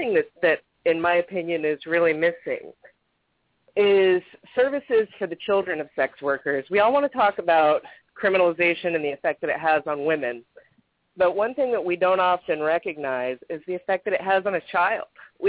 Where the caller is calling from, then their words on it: Florida, United States; I'm calling from Florida.